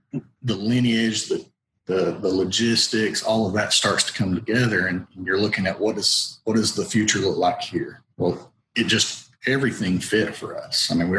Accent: Somerville, Georgia, United States; we're Georgia boys. I mean, we really are. There's no two ways to say about that. You know, I grew up in Somerville, Georgia.

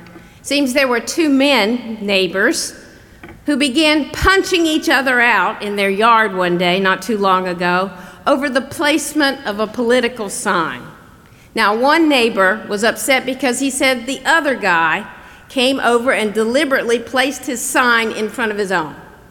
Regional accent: the South, United States; Now, growing up in the South, I was taught never get angry. In fact, the word we used for it was not angry, it was ill. Now, if you have trouble with my accent, that's spelled I-L-L.

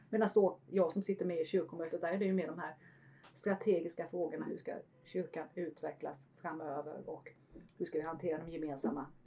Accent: Kungsbacka, Halland County, Sweden; då från norra Halland. Jag finns i Töle församling.

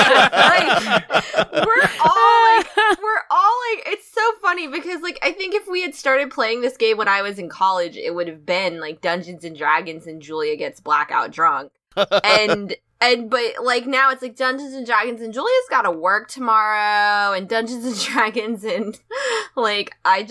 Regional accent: United States; We're American. It's Fanta.

